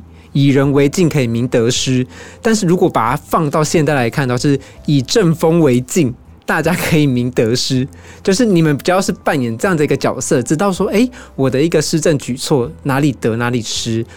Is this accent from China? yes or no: no; Taiwan; 我们台湾人